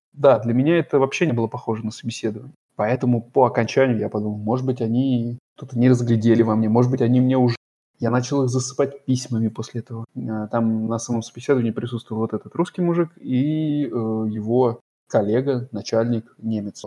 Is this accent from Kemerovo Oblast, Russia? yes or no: no; Voronezh, Voronezh Oblast, Russia; accent: okanye; moved away as an adult; now in Germany; в Воронеже в своём родном городе.